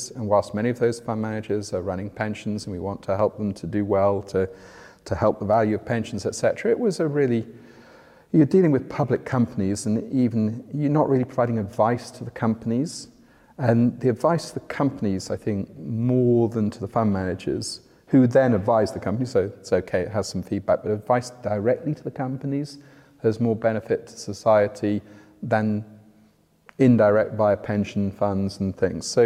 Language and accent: English; North West England, United Kingdom; also born or lived in Oxford; now in London, United Kingdom; Uh, yeah, just outside Liverpool. Uh, my parents were from Yorkshire, so my accent's definitely not from down here.